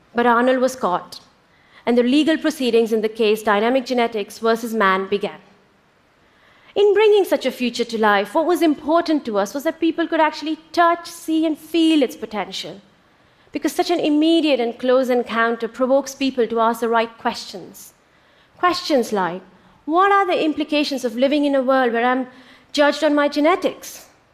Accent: India; born or raised there

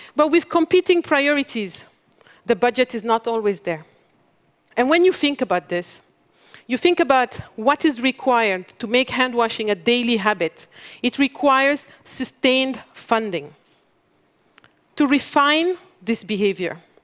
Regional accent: Mali; I come from Mali, one of the world's poorest country.

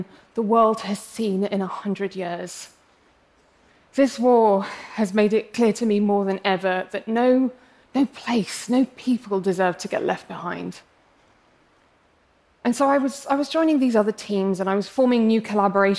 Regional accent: England, United Kingdom; accent: English; I'm English, as you can probably tell from my accent, but I'm actually of Arab heritage

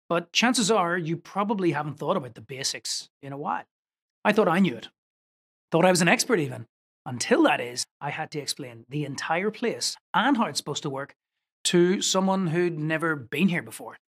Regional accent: Northern Ireland, United Kingdom; I was growing up in Northern Ireland

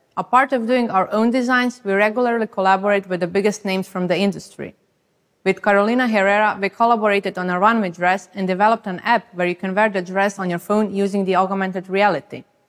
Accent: Croatia; I come from Croatia

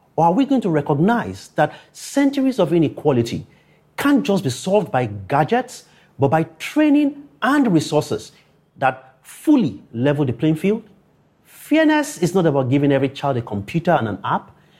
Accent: Akure, Ondo, Nigeria; born or raised there

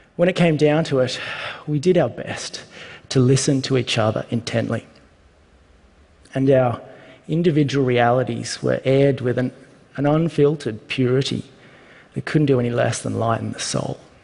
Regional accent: Australia; I'm an Australian

